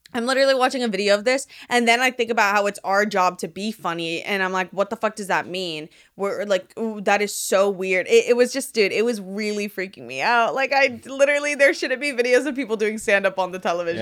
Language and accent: English; Miami, Florida, United States; now in Los Angeles, United States; I'm from Miami.